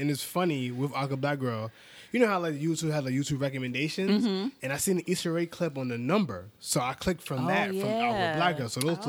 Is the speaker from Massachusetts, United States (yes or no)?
no; New York City, New York, United States; I'm from Harlem, New York.